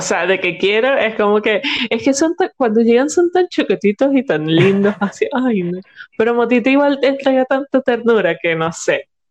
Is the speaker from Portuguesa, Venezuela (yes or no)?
no; Barquisimeto, Lara, Venezuela; yo soy de Barquisimeto y nosotros teníamos como ciertos lugares en Barquisimeto